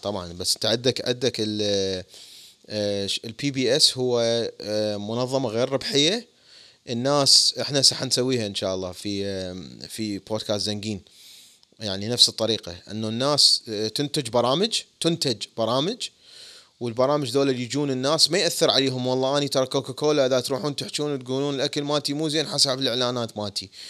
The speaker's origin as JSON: {"language": "Arabic", "country": "Iraq", "moved": "yes", "lives_now": "United States", "said": "وأنا عراقي"}